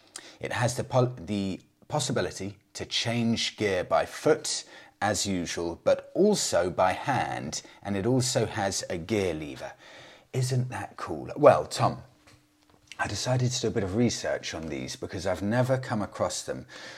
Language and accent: English; Poland; English is a second language; As I'm from Poland, mostly motorcycles from Eastern countries were available.